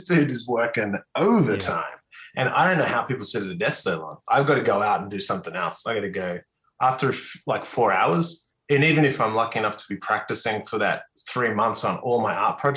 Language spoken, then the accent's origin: English; North Queensland, Australia; I was brought up in North Queensland